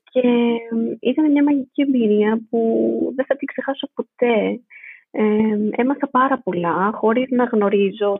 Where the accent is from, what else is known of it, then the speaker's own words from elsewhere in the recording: Athens, Attica, Greece; moved away as an adult; also born or lived in Stuttgart, Germany; now in Berlin, Germany; γεννήθηκα στη Στουτγάρδη ε, της Γερμανίας ε, και μεγάλωσα στην Αθήνα